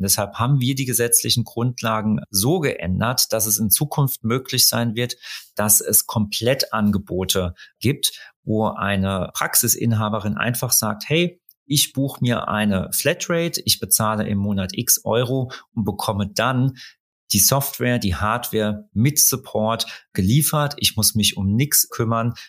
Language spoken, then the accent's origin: German; Rhineland-Palatinate, Germany; ich komme aus Rheinland-Pfalz